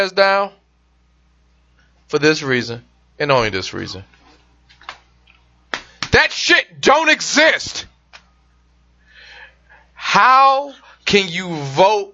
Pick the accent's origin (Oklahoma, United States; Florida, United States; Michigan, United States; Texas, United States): Michigan, United States; the Michigan State House, my home state actually